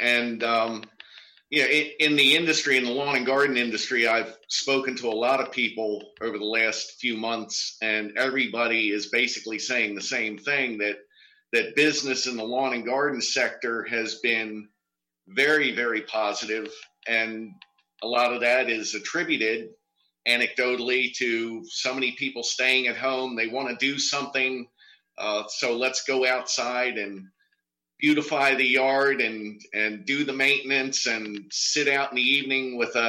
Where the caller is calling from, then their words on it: Maryland, United States; I'm from outside of Baltimore.